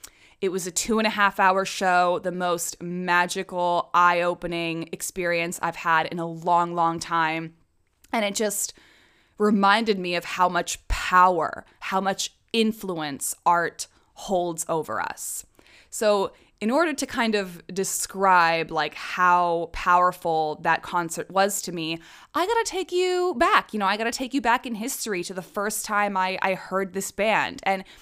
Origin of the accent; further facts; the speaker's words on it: Prague, Czechia; I was raised in the Czech Republic, which is a neighboring country to Germany. I lived there probably from when I was 2 years old to 18 years old. It is very much my home country. Prague is my hometown. My nationality is Czech.